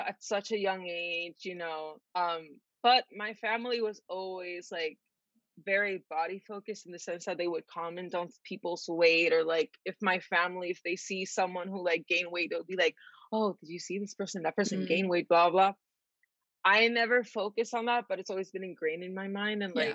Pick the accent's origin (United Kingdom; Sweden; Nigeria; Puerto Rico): Puerto Rico; San Juan; moved away as an adult; now in United States; I'm from San Juan, Puerto Rico